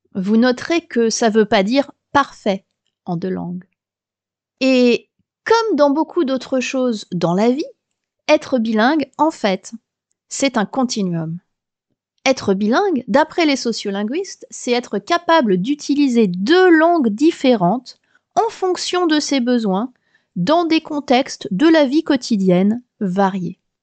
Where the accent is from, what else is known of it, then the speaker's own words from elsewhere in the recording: France; now in Melbourne, Australia; je suis française euh, de naissance, et j'habite à Melbourne